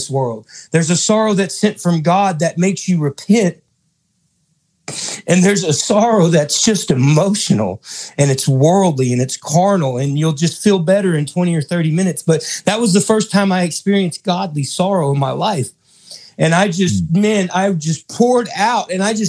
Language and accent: English; Houston, Texas, United States; I'm originally from Houston, Texas.